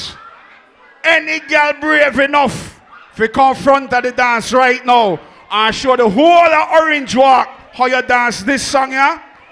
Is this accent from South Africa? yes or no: no; Belize City, Belize District, Belize; we come from Belize City